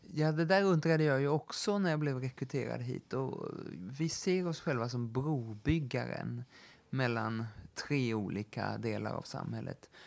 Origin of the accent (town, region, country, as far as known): Sweden